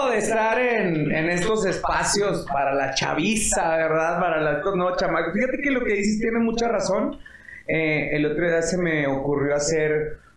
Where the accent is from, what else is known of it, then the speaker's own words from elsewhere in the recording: Chihuahua, Mexico; moved away as an adult; now in Mexico City, Mexico; yo soy de Chihuahua